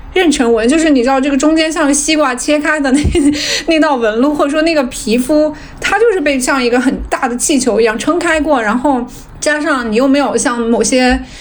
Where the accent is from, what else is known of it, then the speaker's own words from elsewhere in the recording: Hunan, China; moved away; also born or lived in Seattle, United States; 我是老家湖南，我是老家湖南，是很多洪水的